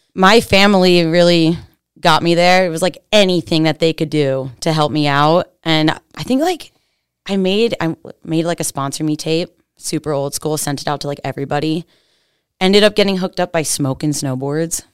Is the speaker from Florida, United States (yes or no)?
no; Pennsylvania, United States; I'm from Pennsylvania. The sticks, like, straight up Amish country. Like, horse and buggies go past my house